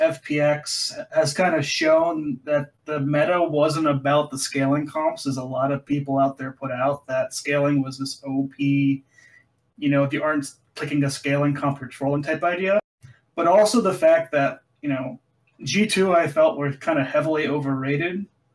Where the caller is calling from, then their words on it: Boise, Idaho, United States; Good old Boise, Idaho.